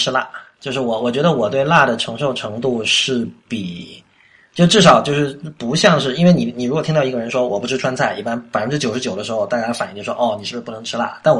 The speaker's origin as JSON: {"language": "Chinese", "region": "Guangdong", "country": "China", "tie": "born or raised there", "moved": "yes", "lives_now": "Beijing, China", "said": "我在广东长大嘛，所以广东人吃东西比较讲究原味嘛"}